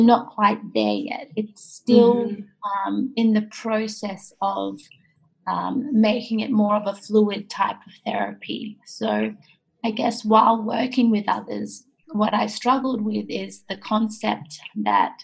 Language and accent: English; Australia; also born or lived in Japan; I was born in Japan and I lived there until I was 8 years old. And then I came to Australia